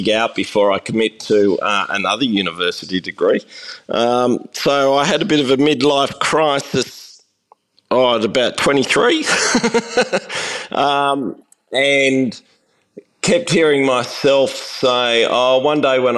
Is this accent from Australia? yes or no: yes; Sydney, New South Wales, Australia; I'm a Sydney suburban boy. Grew up in the suburbs